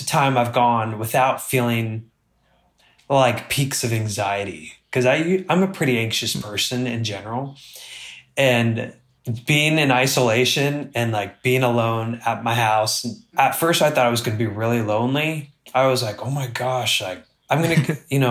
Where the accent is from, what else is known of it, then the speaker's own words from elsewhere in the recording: Utah, United States; also born or lived in Miami, Florida; I grew up in Utah